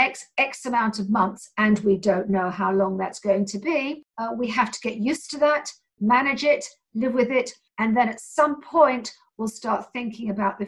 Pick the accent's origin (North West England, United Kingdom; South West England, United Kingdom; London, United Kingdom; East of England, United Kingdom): London, United Kingdom; I'm from London